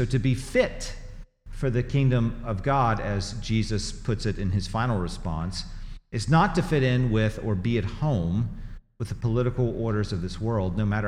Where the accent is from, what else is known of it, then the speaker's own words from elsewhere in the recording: Tennessee, United States; moved away as an adult; also born or lived in Missouri; now in Greenville, United States; I grew up in Tennessee and lived there for 25 years and then lived in Missouri for 15 years, this is home.